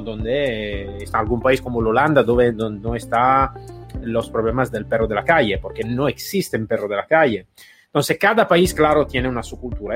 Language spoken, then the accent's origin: Spanish; Italy; Spanish is a second language; moved away; also born or lived in United States; Yo soy ex policía italiana y en Italia